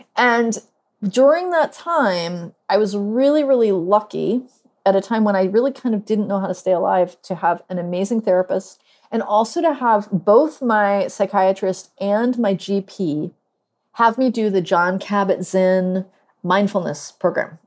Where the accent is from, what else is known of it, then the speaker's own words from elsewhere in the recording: Northeast, United States; now in Durham, United States; I live in Durham, North Carolina, although I'm from the Northeast